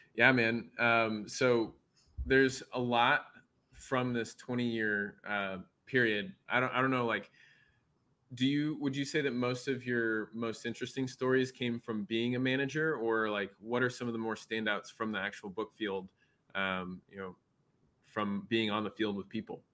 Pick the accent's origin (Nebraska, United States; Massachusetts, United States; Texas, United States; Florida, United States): Nebraska, United States; my home state